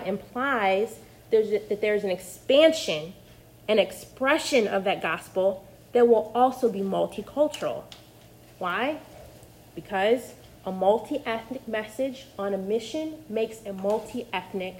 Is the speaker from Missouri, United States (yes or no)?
yes; Missouri, United States; accent: flat Midwestern; moved away as an adult; also born or lived in Carolina / the South; I grew up in the Midwest, in Missouri, and I went to Carolina for undergrad